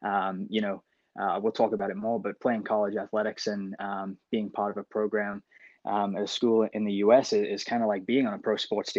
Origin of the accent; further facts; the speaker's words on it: Gold Coast, Queensland, Australia; moved away as an adult; also born or lived in England; growing up in my home country of England, and came over and decided to really focus on tennis. Moving to the Gold Coast, it was an awesome place to grow up and play tennis and be outside all the time